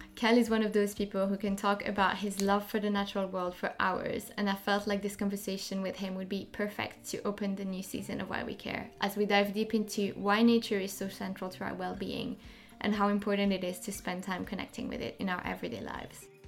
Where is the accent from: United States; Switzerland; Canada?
Switzerland; French part of Switzerland, Romandy; now in London, United Kingdom; I grew up in the French part of Switzerland, and I now live in London